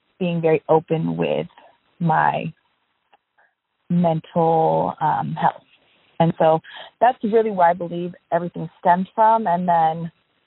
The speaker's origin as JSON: {"language": "English", "town": "Seattle", "region": "Washington", "country": "United States", "tie": "born or raised there", "said": "I grew up in Seattle, Washington"}